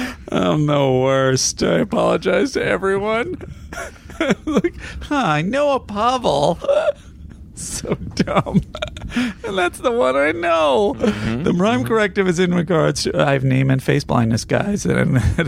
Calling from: Sweden; I'm a listener from Sweden, and I listen to the show every week.

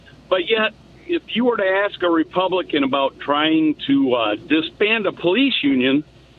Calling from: Charlotte, Michigan, United States; It's just south of Lansing there, about 20 miles.

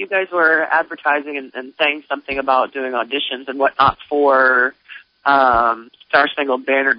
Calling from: Auburn, Nebraska, United States; I'm calling from Auburn.

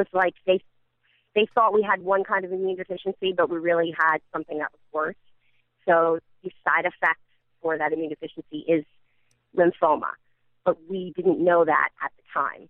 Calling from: Edison, New Jersey, United States

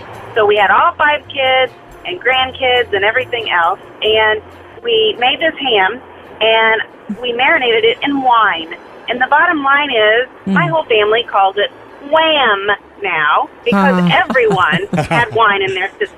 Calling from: Missouri, United States; I'm calling from Missouri.

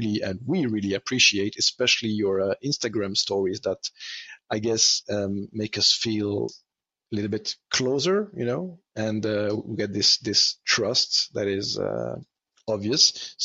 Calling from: Montreal, Quebec, Canada; I am calling you from Montreal

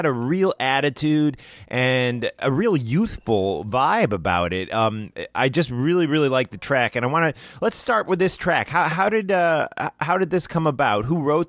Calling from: New Jersey, United States; I'm in New Jersey in the United States.

